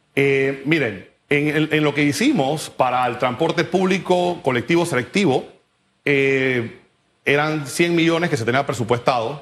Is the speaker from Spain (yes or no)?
no; Panama; como panameño, como persona eh, igual que cualquier otro de la clase media